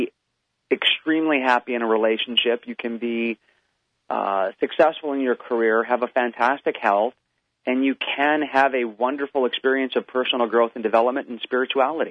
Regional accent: Hawaii, United States; I grew up in Hawaii, and I grew up in the islands.

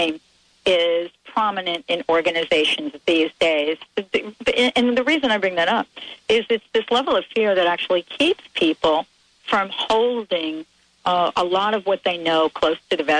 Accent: New York, United States; I'm from New York.

